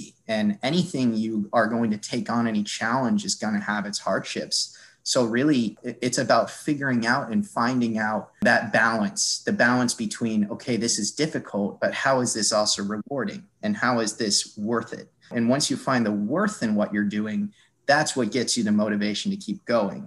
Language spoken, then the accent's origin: English; Cape Cod, Massachusetts, United States; I grew up in Cape Cod, Massachusetts